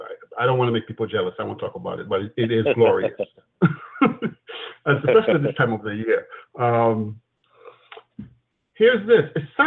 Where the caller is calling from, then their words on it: Florida, United States; Hi, this is … calling from Florida.